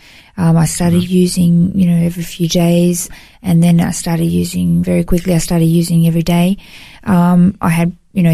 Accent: Melbourne, Victoria, Australia; moved away as an adult; now in Gold Coast, Australia; I grew up in Melbourne, in Victoria, and moved to the Gold Coast. It's been 18 years now.

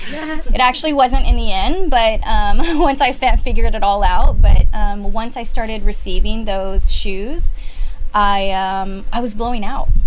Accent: San Antonio, Texas, United States; I'm from San Antonio and I worked for Steve Madden at his retail store.

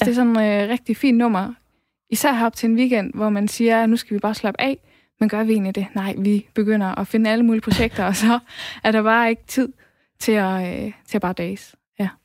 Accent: West Jutland, Central Denmark Region, Denmark; jeg kommer fra Vestjylland

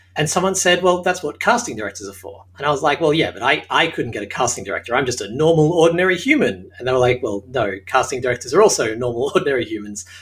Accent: Australia; accent: Australian; moved away as an adult; now in Hollywood, United States; As you can tell from my accent, I'm Australian

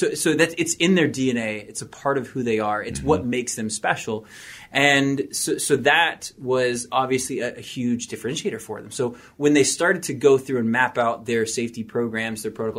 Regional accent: Kentucky, United States; also born or lived in Savannah, Georgia; I'm from Kentucky, then moved down to Savannah, Georgia. Good old boy. I just felt at home.

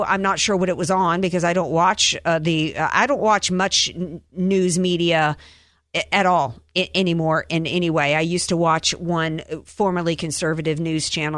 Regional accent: Cajun, Louisiana, United States; I'm a Cajun, so you know we we eat every animal down there

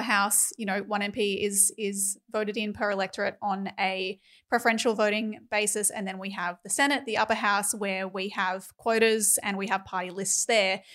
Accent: Queensland, Australia; as a Queenslander

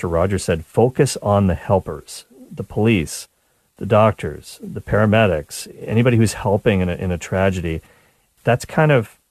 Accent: Nova Scotia, Canada; now in Toronto, Canada; I grew up in Nova Scotia

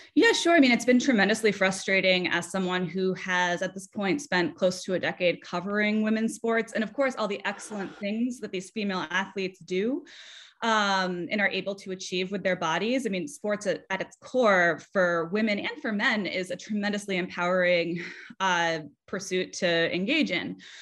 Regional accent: South Kingstown, Rhode Island, United States; I'm from South Kingstown, Rhode Island, and I played soccer growing up.

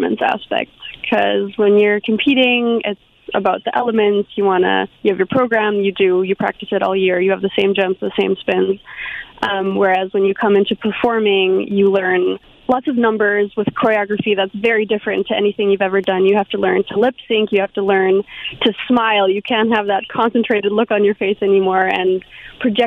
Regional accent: Germany; moved away as an adult; now in Canada; I grew up in Germany

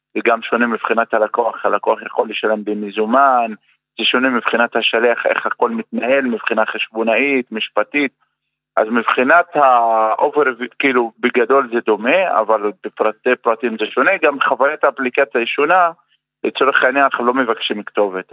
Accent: Umm al-Fahm, Haifa District, Israel; moved away as an adult; אני במקור מאום אל-פחם

